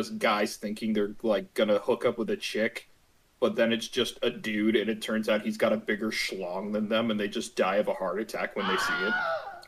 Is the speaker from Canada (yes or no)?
yes; Canada; Now, since I'm Canadian, I'm legally obligated to be ignorant and white.